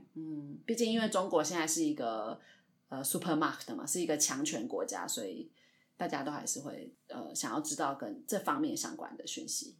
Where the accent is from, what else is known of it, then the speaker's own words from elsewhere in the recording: Taiwan; 我们本身台湾人对中国比较敏感